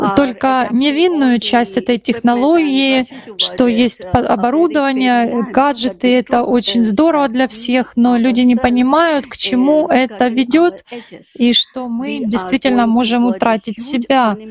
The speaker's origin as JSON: {"language": "Russian", "country": "India", "said": "я из Индии"}